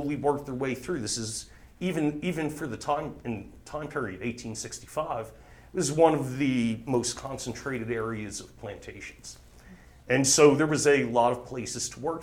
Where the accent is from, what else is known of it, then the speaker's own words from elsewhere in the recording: New Jersey, United States; moved away as an adult; now in Thomasville, United States; I'm born and raised in New Jersey